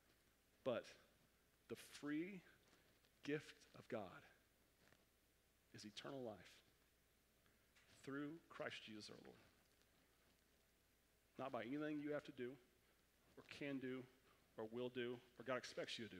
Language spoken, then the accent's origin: English; Oklahoma, United States; I'm from Oklahoma